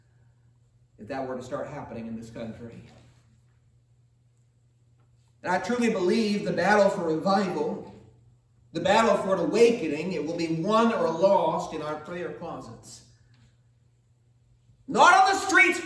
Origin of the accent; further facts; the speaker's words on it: United States; for almost 40 years as an American citizen.